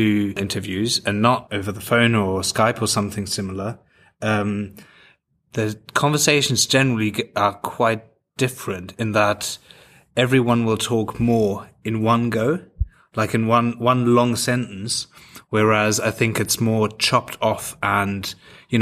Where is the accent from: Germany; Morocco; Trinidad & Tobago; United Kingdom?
Germany; moved away; growing up in Germany